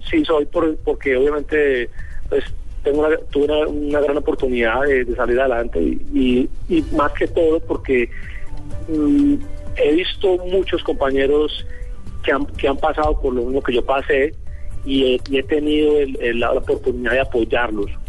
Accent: Colombia; como yo pienso que como muchos colombianos cuando nos vamos siempre como que queremos volver, ¿no?

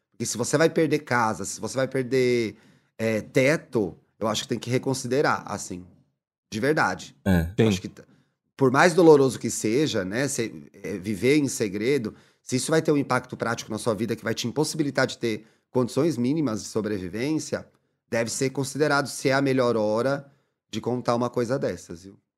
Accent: Fortaleza, Ceará, Brazil; Somos de Fortaleza.

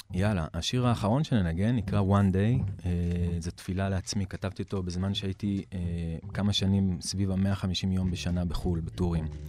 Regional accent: Klil, Northern District, Israel; also born or lived in Tel Aviv; גדלתי בכליל. אה, ההורים שלי עלו מאוסטרליה, הקימו את כליל בסוף שנות ה-80

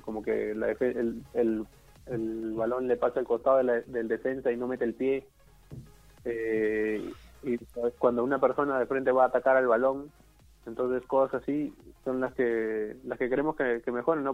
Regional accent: Peru; Hemos ido como seis peruanos, seis peruanos hemos viajado a Chile

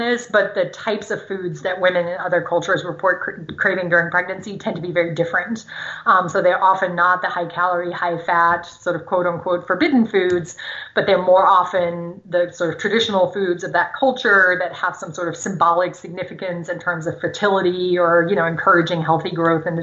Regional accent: Germany; first language German; English is a second language; moved away; So I grew up in Germany, speaking German. My parents are German

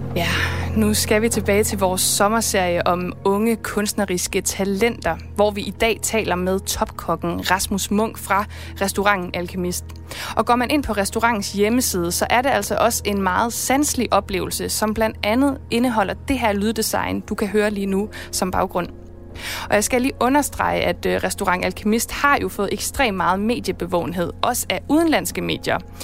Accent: Esbjerg, Southern Denmark, Denmark; jeg er jo selv fra Esbjerg og Vesterhavet

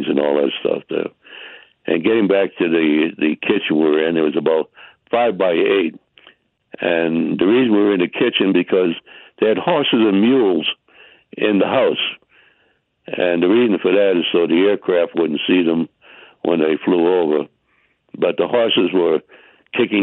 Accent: Boston, Massachusetts, United States; I'm born and raised in Boston at the corner of the Charles River and the Atlantic Ocean.

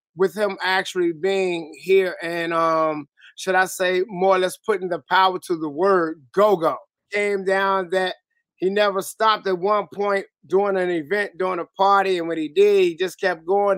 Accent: Washington, District of Columbia, United States; from Southeast too. Southeast DC, Congress Park boy

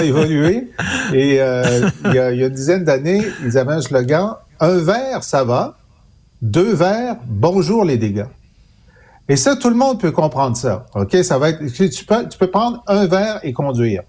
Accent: Thetford Mines, Quebec, Canada; je viens de Tetford Mines

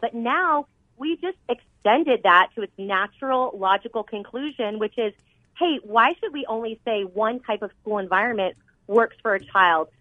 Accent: Arizona, United States; I was born and raised here in Arizona

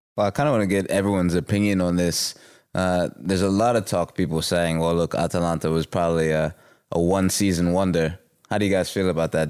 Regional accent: United States; moved away; my home country, the United States

